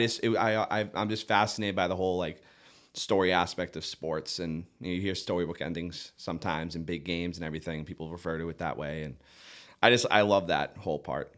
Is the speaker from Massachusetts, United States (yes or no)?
yes; Duxbury, Massachusetts, United States; now in Nantucket, United States; I grew up in Duxbury, Massachusetts, South Shore